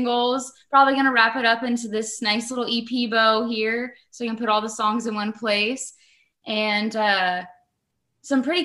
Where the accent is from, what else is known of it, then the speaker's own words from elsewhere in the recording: Florida, United States; moved away as an adult; now in Tennessee, United States; We're both actually from Florida